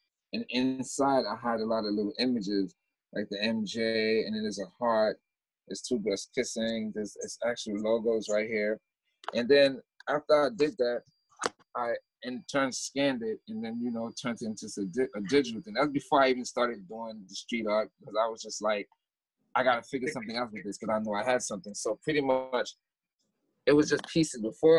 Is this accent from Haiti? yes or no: yes; Haiti; born there; Oh, I was born in Haiti.